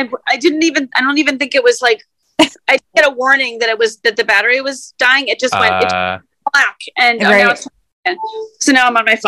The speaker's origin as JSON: {"language": "English", "region": "Massachusetts", "country": "United States", "moved": "yes", "lives_now": "Brooklyn, United States", "said": "I'm from Massachusetts."}